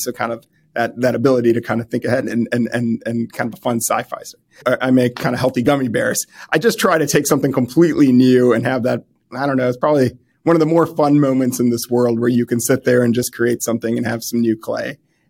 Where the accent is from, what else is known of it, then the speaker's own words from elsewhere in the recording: Midwest, United States; And I came from the Midwest